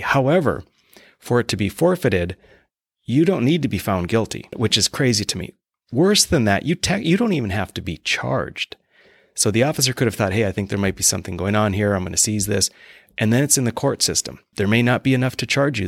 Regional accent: Mandan, North Dakota, United States; moved away as an adult; now in Bismarck, United States; I'm originally from Mandan, and, um, currently living in Bismarck, have been since I came back, uh, to the state.

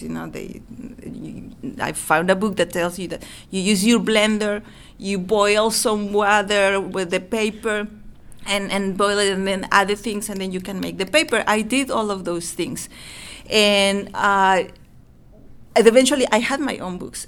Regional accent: Mexico; English is a second language; moved away as an adult; now in United States; I grew up in Mexico

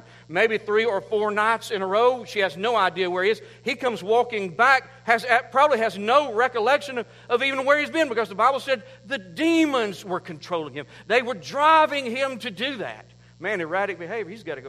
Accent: United States; I'm from Oconee County

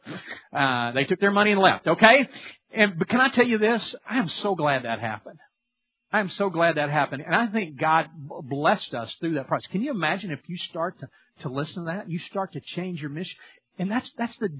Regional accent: Louisiana, United States; I'm from Louisiana

